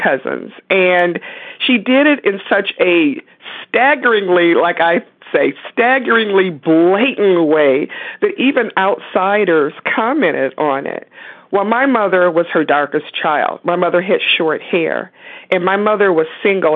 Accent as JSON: {"language": "English", "town": "Detroit", "region": "Michigan", "country": "United States", "tie": "born or raised there", "also_born_or_lived": "West Virginia", "moved": "yes", "lives_now": "Pennsylvania, United States", "said": "I was born and raised in Detroit, Michigan, and I now live in central Pennsylvania"}